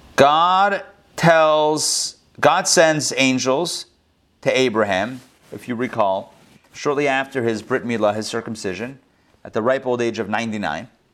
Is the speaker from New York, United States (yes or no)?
no; Pittsburgh, Pennsylvania, United States; our Chabad community growing up in Pittsburgh